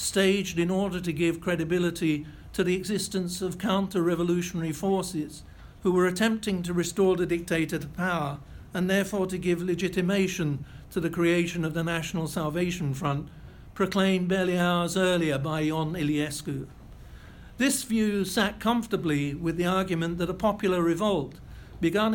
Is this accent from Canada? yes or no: no; United Kingdom; I was British